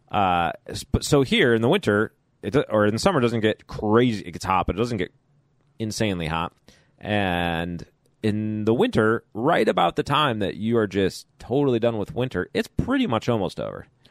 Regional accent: Chicago, Illinois, United States; now in Kentucky, United States; having grown up in Chicago

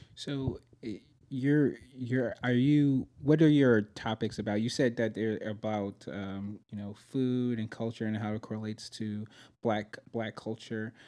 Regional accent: New York, United States; moved away as an adult; I'm originally from New York

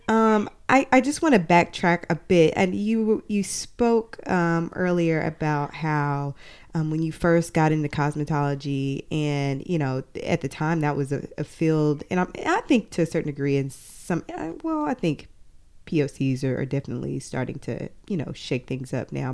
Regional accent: Arkansas, United States; moved away; We're originally from Arkansas

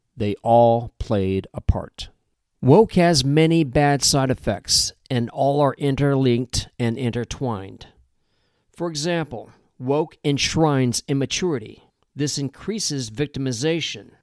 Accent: Midwest, United States; I grew up in the Midwest

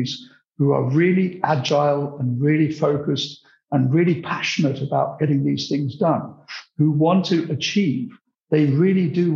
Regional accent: United Kingdom; accent: British; I'm British, as you can hear from my accent, possibly, although my roots are very Central European

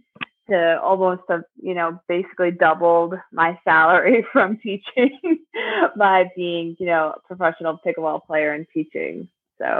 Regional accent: Springfield, Missouri, United States; my hometown

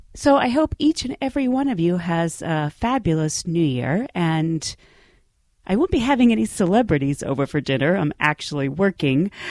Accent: Pittsburgh, Pennsylvania, United States; I'm a girl from Pittsburgh. I'm one of 10 kids. My parents had no money

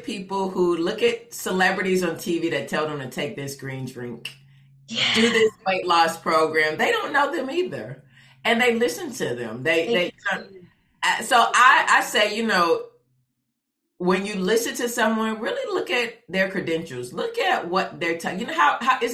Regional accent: Fort Lauderdale, Florida, United States; moved away; I grew up in Fort Lauderdale

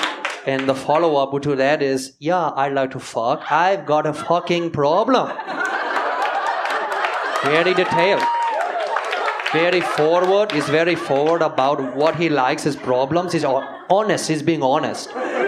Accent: India; also born or lived in Seattle, United States; Growing up in India, I was adopted. I was actually born in Washington, in Seattle, Washington.

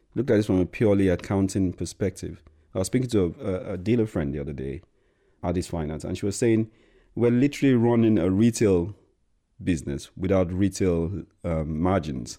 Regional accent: Nigeria; now in United Kingdom; being a person of color or being Nigerian

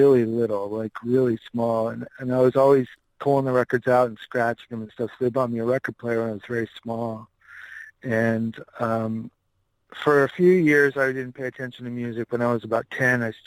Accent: Inland Empire, California, United States; also born or lived in Albuquerque, New Mexico; now in Sherman Oaks, United States; I grew up in California, yeah. I grew up in the Inland Empire.

